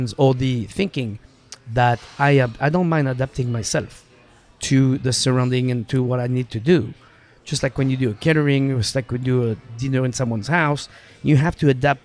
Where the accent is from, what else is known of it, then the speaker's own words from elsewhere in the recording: Saint-Hilaire-de-Loulay, Pays de la Loire, France; English is a second language; moved away as an adult; also born or lived in Los Angeles, United States; now in Seattle, United States; Saint-Hilaire de Lule is the name of my hometown